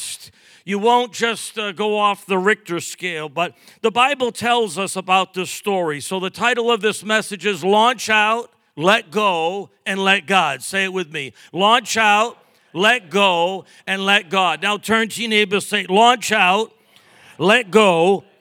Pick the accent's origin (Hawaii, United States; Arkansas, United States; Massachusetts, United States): Massachusetts, United States; Brockton; moved away as an adult; also born or lived in Middleborough, Massachusetts / Lakeville, Massachusetts; I was born in Brockton